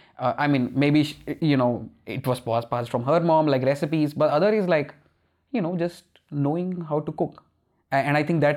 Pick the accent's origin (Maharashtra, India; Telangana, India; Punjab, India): Punjab, India; And I think that's a good part of growing up in Punjab. I know I started with like, you know, whatever place to grow up in, but I feel like those are good things that, you know, came from growing up in Punjab.